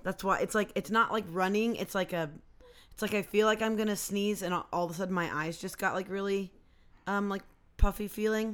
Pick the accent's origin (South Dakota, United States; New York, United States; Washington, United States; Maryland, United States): Washington, United States; Poulsbo; I grew up in Polsbo